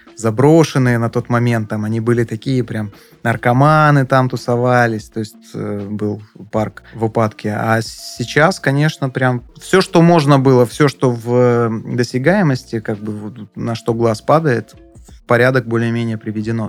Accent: Adler, Krasnodar Krai, Russia; мы, естественно, как и все, а, адлерские, сдавали квартиру летом

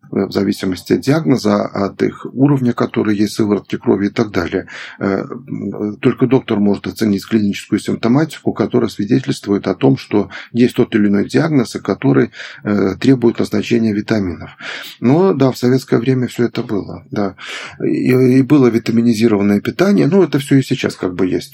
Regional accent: Belarus; moved away; я сам из Беларуси вот родом, и я помню, как э, из небольшого города

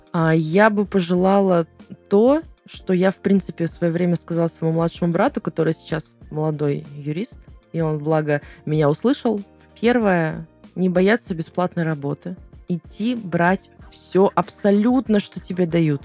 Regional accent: Volgograd, Volgograd Oblast, Russia; я с Волгограда, из Волгограда

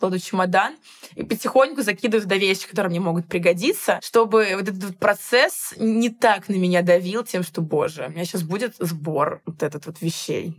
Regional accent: Moscow, Russia; никогда я из Москвы не уезжала прям надолго

